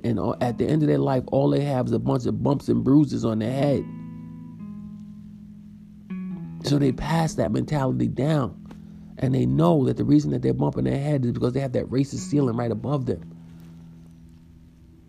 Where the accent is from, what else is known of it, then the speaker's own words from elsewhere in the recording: New York City, New York, United States; When I was growing up in Far Rockaway, Queens, when I was born, we lived in Edgemere, but we lived all over Far Rockaway